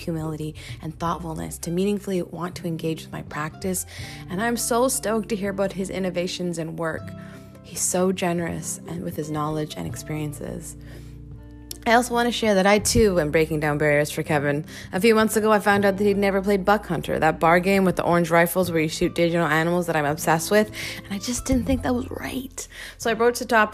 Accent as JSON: {"language": "English", "town": "Langley", "region": "British Columbia", "country": "Canada", "tie": "born or raised there", "said": "I grew up in Langley on Kwantlen territory"}